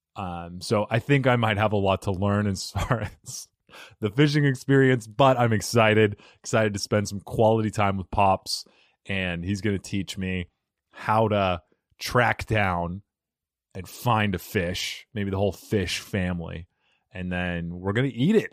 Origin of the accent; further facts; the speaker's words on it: Arizona, United States; moved away; also born or lived in New York; I grew up in Arizona and then mm-hmm. I spent some time in New York. I lived there for about eight years, seven years.